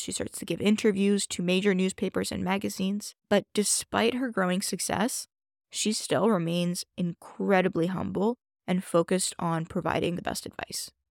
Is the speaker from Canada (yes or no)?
yes; Toronto, Ontario, Canada; I grew up in Toronto